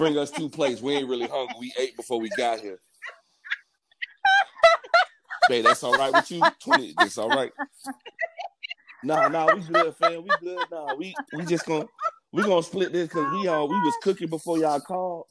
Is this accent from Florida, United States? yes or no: yes; Miami, Florida, United States; I'm from Miami, so it came with an attitude.